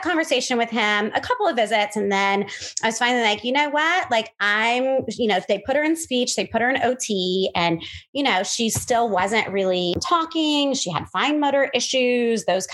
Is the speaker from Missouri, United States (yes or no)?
yes; Moberly, Missouri, United States; moved away as an adult; now in Florida, United States; I'm actually originally from the Midwest, from a small town called Moberly, Missouri